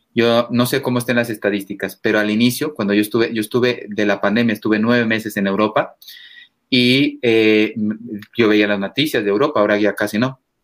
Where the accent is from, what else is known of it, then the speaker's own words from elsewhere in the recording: Mexico; moved away as an adult; also born or lived in Spain; yo vengo de México, un país católico